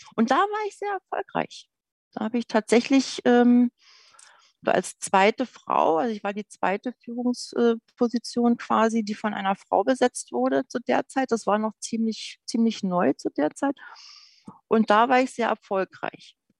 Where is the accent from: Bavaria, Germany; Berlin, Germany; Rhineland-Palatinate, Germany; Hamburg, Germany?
Berlin, Germany; Geboren bin ich in Berlin, im Bereich in einem Bezirk, der im Süden von Berlin genannt Gropiusstadt heißt